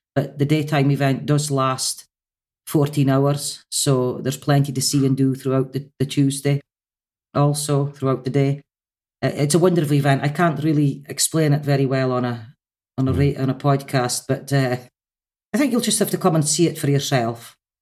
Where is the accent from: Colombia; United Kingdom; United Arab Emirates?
United Kingdom; Shetland, Scotland